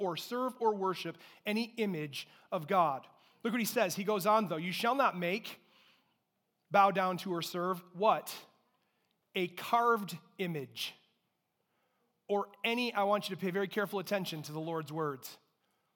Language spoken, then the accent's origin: English; Durand, Michigan, United States; I grew up in Durand